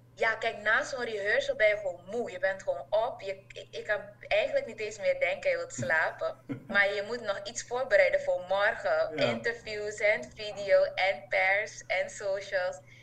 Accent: Suriname; also born or lived in Enschede, Netherlands / Hengelo, Netherlands; now in Netherlands; wij hadden elkaar als Surinamers in ehm, eh, Nederland

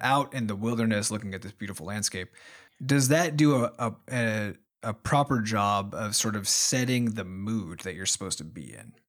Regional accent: Iowa, United States; we grew up in Iowa, which is, you know, one of the smaller states population-wise in the United States

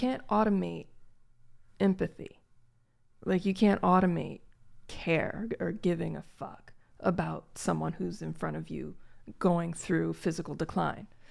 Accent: Gary, Indiana, United States; I, I grew up in Gary, Indiana

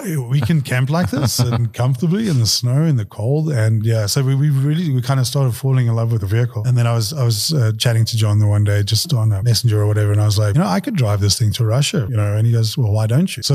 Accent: South Africa; moved away; I'm South African.

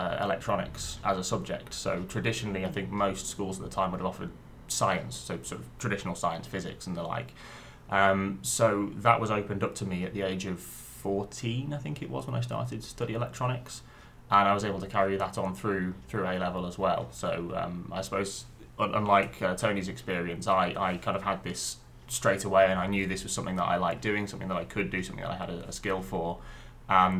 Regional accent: just north of Coventry, West Midlands, United Kingdom; moved away as an adult; also born or lived in Stoke-on-Trent / Manchester; originally I was originally born in Stoke-on-Trent and then spent 7 or 8 years there and then the next 10 years just north of Coventry

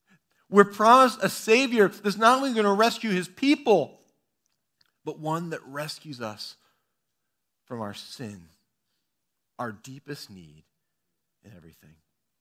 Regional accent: Bellevue, Ohio, United States; also born or lived in Toccoa, United States / Washington, D.C., United States; I was born in Toccoa, Georgia, a small town in northeast corner of Georgia. I grew up for the early part of my life in Bellevue, Ohio, about 20 minutes directly south of Cedar Point.

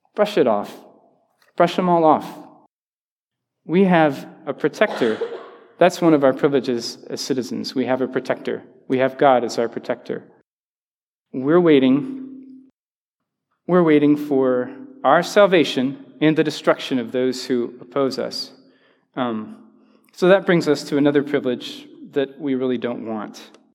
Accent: the South, United States; I'm from the South

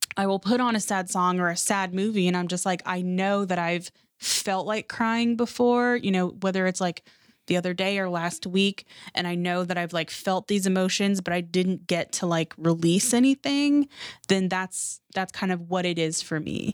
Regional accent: Seattle, Washington, United States; growing up in Seattle, like, we didn't have a lot of money

